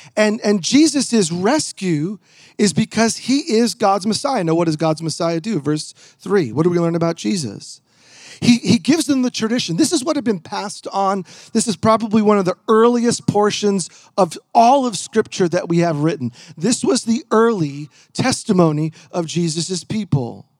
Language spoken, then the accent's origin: English; New York, United States; now in Portland, United States; I'm originally a New Yorker